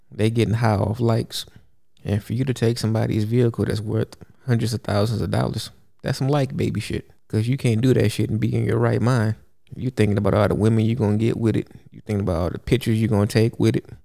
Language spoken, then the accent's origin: English; Houston, Texas, United States; I grew up in Houston, Texas, where lean is a real thing